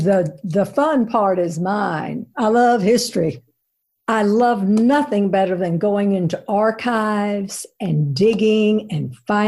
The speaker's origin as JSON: {"language": "English", "town": "Zhenjiang", "region": "Jiangsu", "country": "China", "tie": "born or raised there", "lives_now": "United States", "said": "Sandy, I think it started by growing up in China, because China is such an ancient country. I mean, they have 5,000 years of history. So we in America are sort of Johnny-come-latelys compared to them. And we lived in central China, in Zhenjiang."}